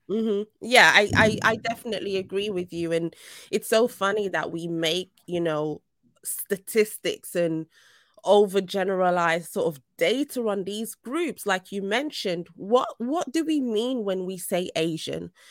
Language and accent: English; Nigeria; now in United Kingdom; I'm Nigerian